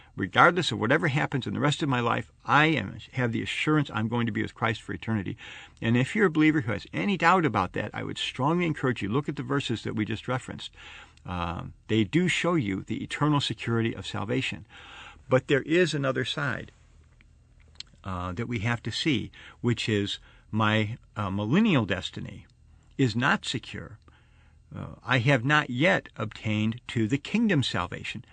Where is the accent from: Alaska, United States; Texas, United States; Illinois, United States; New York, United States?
Illinois, United States; Arlington Heights; I grew up in Chicago, I mean the Chicago area, uh, out in Arlington Heights.